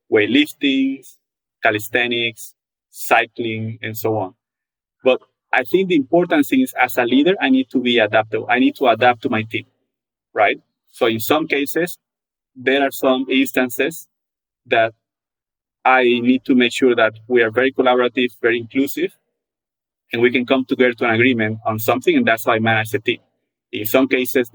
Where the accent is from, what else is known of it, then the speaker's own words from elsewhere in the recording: Panama; now in Atlanta, United States; I come from a very, very social country. I'm from Panama